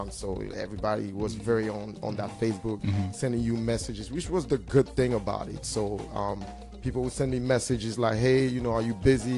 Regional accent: Cameroon; now in United States; I'm from Cameroon.

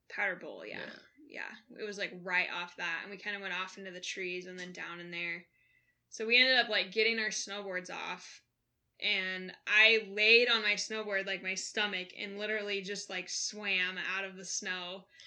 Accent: McCall, Idaho, United States; moved away; also born or lived in Bitterroot Valley, Montana; growing up in McCall, Idaho

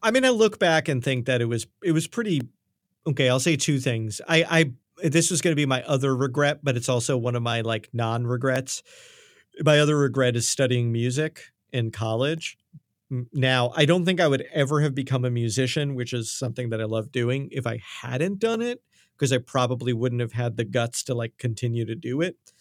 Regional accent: New York, United States; accent: New York; My accent came out there.

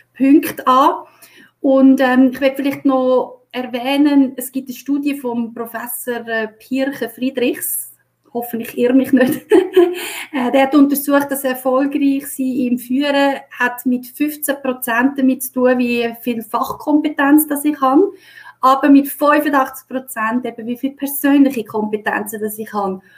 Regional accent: Switzerland; bei uns in der Schweiz

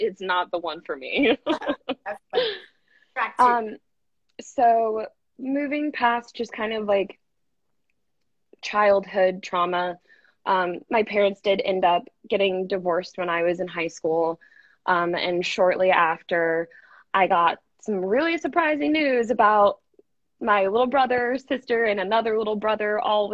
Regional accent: Denver, Colorado, United States; I'm originally from Denver. That's where I grew up. I've spent my entire childhood in Denver, Colorado

